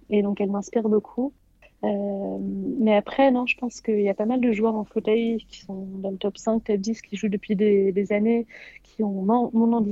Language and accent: French; England, United Kingdom; je, suis déjà franco-britannique, donc je parle, enfin, je suis anglaise, euh, donc je parle couramment l'anglais, mais je parle aussi italien et, espagnol.